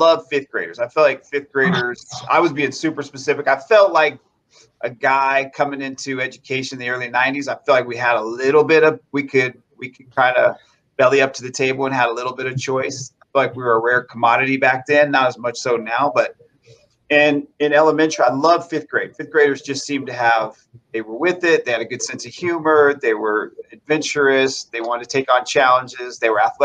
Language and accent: English; Las Vegas, Nevada, United States; I am actually a native, born and raised here in Las Vegas